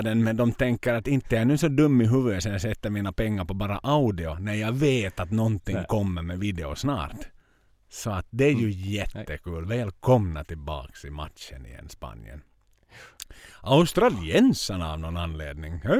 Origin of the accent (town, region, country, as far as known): Finland